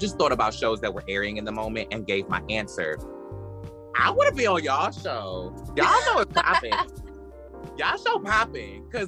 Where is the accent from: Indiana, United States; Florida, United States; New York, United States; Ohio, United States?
New York, United States; Brooklyn; Cause I am a bitch from Brooklyn that I didn't fuck with.